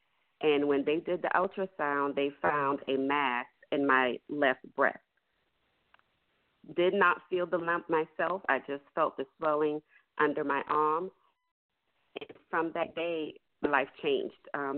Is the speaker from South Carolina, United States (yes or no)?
yes; Charleston, South Carolina, United States; also born or lived in St. Louis, Missouri; I am 40 years old. I was born in St. Louis, Missouri, and raised in Charleston, South Carolina. I am a mother, daughter, wife, Christian, pharmacist